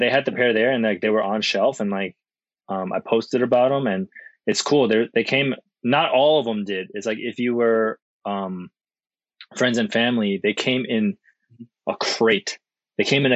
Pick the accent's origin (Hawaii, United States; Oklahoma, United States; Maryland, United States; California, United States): Maryland, United States; now in Shanghai, China; I'm from Maryland